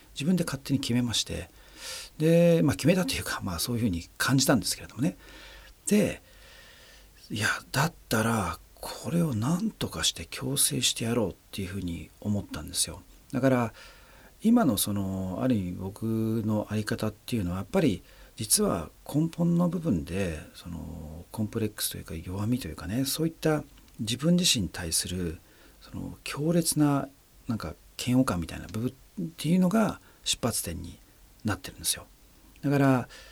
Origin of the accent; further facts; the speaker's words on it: Japan; 僕の生まれ育った環境つまり日本っていうね社会